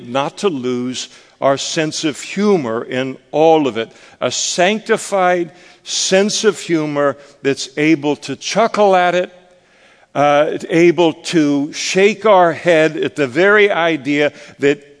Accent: Scotland, United Kingdom; I'm a Scot

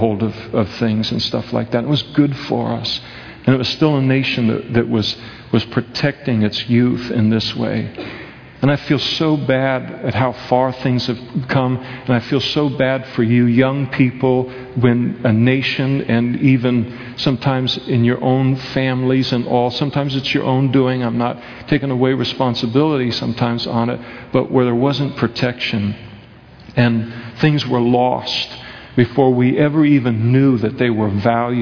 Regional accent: Napa, California, United States; where I was raised in Napa, California

